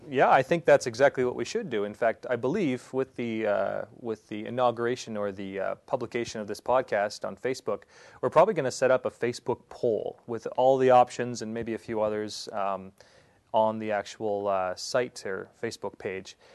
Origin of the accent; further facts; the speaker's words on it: Prince Edward Island, Canada; moved away as an adult; also born or lived in England; now in Saskatchewan, Canada; I am born and raised in Prince Edward Island, um, all on the other end of Canada